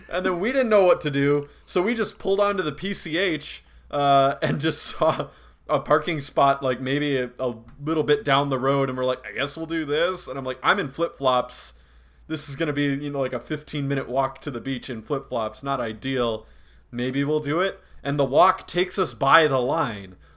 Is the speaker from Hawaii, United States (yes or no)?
no; Reedsburg, Wisconsin, United States; I'm from Reedsburg, and I've never heard anyone use Tony